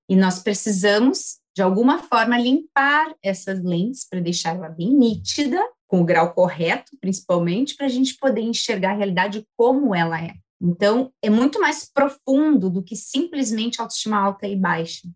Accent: Cachoeirinha, Rio Grande do Sul, Brazil; accent: southern; sou natural aqui de Cachoeirinha, Rio Grande do Sul, cidade onde minha família toda está

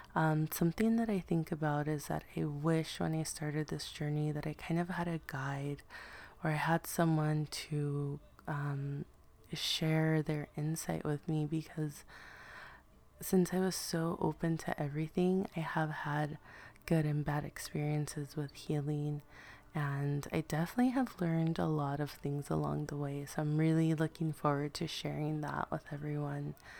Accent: Los Angeles, California, United States; I remember being a little girl growing up in East L A, being raised by my grandmother

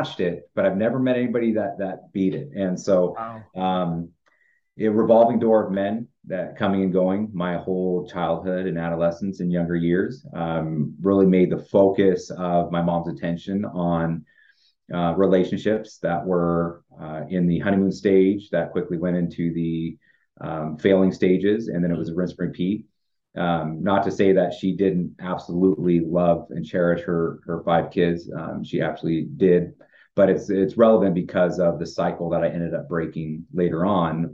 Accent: Idaho Falls, Idaho, United States; growing up in Eastern Idaho, in Idaho Falls

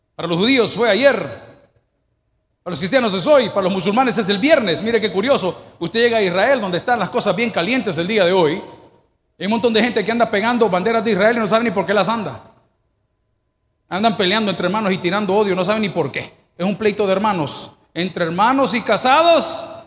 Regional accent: El Salvador; yo, como hombre salvadoreño, indio

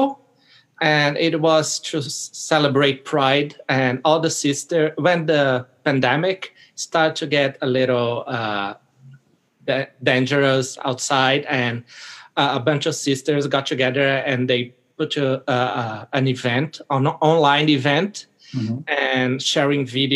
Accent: Brazil; I was born in Brazil

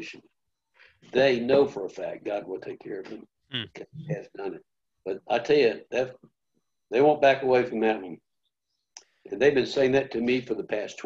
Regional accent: Memphis, Tennessee, United States; I was born in the same hospital that Elvis Presley died in, and that's in Memphis, Tennessee

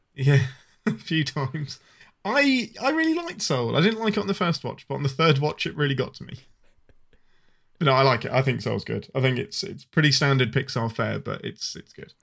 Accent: England, United Kingdom; I'm your Englishman

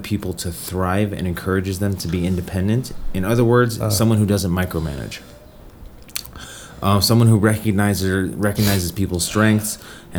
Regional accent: Colorado, United States; I'm from Colorado, so my team is the Colorado Avalanche

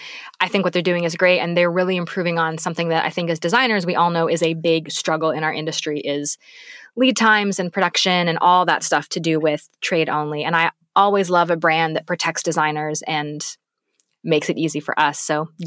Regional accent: Canada; And being a British Canadian, I'm like, yes, please.

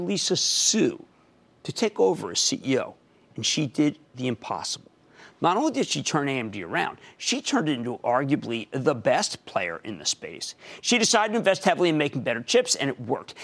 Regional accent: New Jersey, United States; also born or lived in Philadelphia; my home state of New Jersey

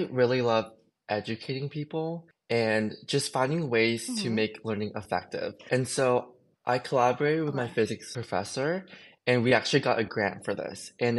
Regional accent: Jacksonville, Florida, United States; So I grew up in Jacksonville and I kind of want to change, to be honest.

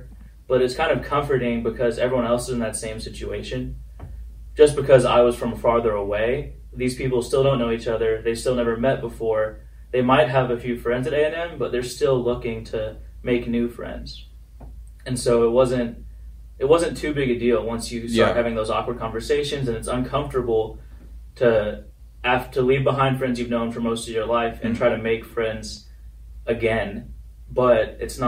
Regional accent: Alexandria, Virginia, United States; also born or lived in Belton, Texas; Well, I was born in Texas, in Belton, Texas, by Waco. But after some various opportunities and career changes, my dad finally graduated law school, and we moved to Alexandria, Virginia, because his firm is in D.C.

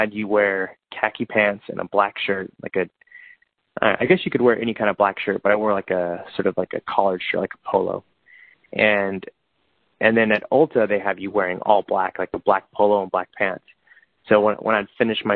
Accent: Bakersfield, California, United States; moved away as an adult; now in Los Angeles, United States; I actually went back to Bakersfield, my hometown, to save up a little bit of money.

